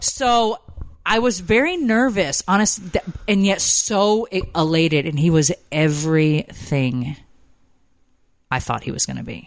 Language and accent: English; Connecticut, United States; moved away as an adult; also born or lived in Georgia; I grew up in Connecticut.